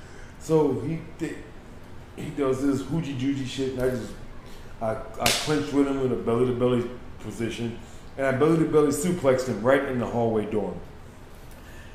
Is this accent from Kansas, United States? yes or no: no; Chicago, Illinois, United States; I was from the West Side of Chicago